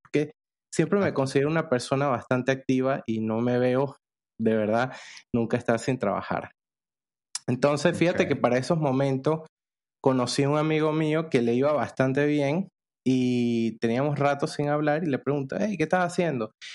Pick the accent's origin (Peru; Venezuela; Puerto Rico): Venezuela; moved away as an adult; now in Panama; yo soy venezolano